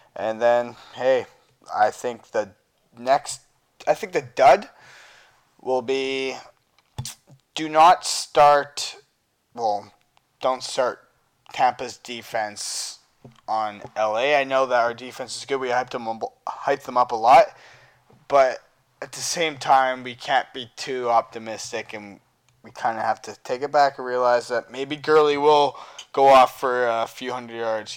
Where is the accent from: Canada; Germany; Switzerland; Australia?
Canada; I am from Canada and I live here